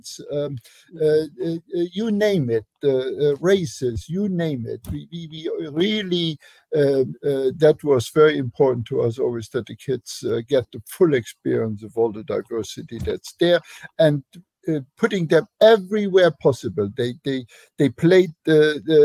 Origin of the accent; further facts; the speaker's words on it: Luxembourg; English is a second language; moved away as an adult; also born or lived in Germany; now in United States; my home country. Luxembourg is a tiny little country